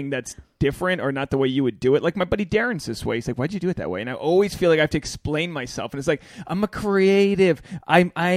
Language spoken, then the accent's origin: English; New England, United States; I'm from New England.